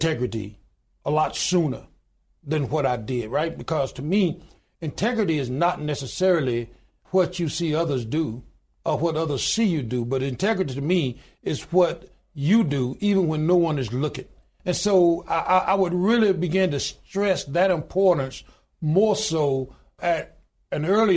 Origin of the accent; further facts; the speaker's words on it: Goodwater, Alabama, United States; I was born in a little small town in Goodwater, Alabama, population 1,292 today.